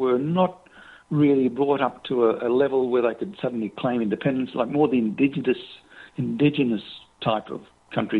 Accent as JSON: {"language": "English", "town": "Brisbane", "region": "Queensland", "country": "Australia", "tie": "born or raised there", "said": "That's my hometown."}